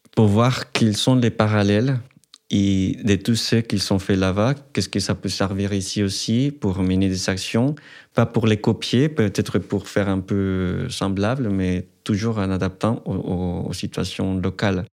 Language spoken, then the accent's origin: French; Colombia; French is a second language; moved away as an adult; now in France; je suis étudiant, je viens de la Colombie